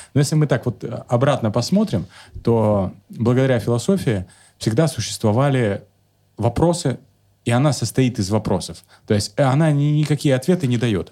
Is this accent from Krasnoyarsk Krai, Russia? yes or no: no; Kemerovo, Kemerovo Oblast, Russia; moved away; also born or lived in Novosibirsk; я из Кемерово родом